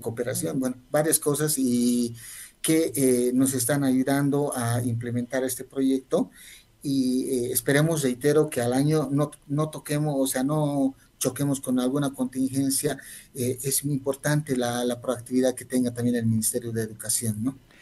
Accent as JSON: {"language": "Spanish", "country": "Bolivia", "said": "reconocernos como bolivianos y bolivianos"}